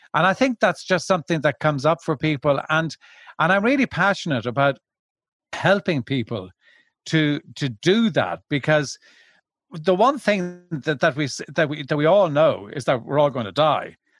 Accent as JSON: {"language": "English", "country": "Ireland", "said": "I've originally from Ireland."}